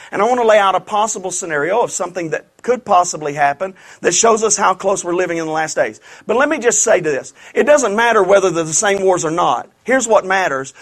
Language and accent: English; Louisiana, United States; I'm from Louisiana